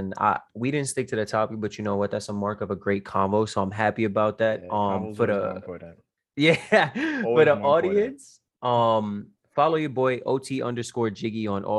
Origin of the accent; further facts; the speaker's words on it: Brooklyn, New York, United States; I'm both from Brooklyn